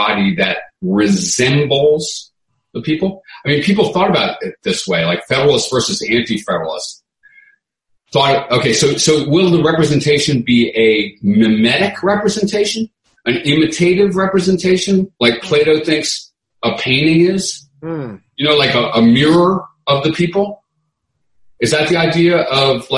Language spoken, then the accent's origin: English; New Orleans, Louisiana, United States; we come from New Orleans